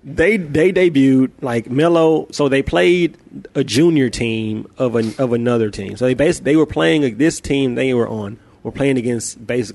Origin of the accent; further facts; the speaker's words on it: Memphis, Tennessee, United States; Like, I'm from Memphis, bro. We ain't scared of no fight.